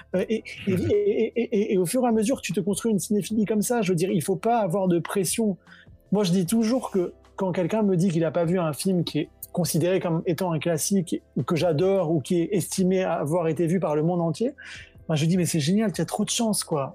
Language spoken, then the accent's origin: French; Senegal; moved away as an adult; also born or lived in France; je suis né au Sénégal, où j'ai grandi, j'ai fait mes études en France